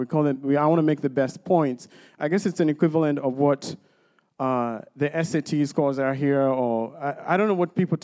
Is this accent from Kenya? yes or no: yes; Kenya; moved away; I grew up in Kenya